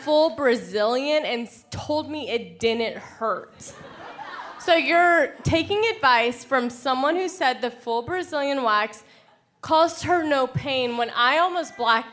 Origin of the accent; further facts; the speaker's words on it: Tacoma, Washington, United States; now in Portland, United States; Originally Tacoma, but now I live in Portland, Oregon